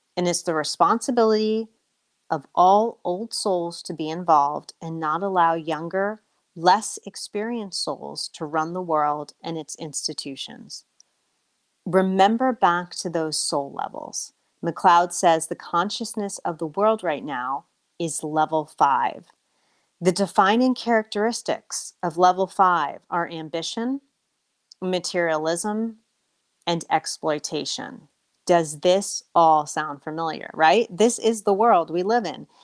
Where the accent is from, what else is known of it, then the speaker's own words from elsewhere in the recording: United States; also born or lived in Colombia; being an American